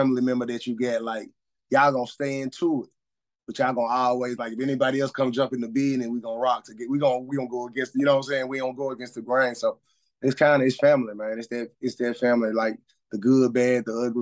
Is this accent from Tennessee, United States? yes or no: yes; Memphis, Tennessee, United States; I'm from Memphis, Tennessee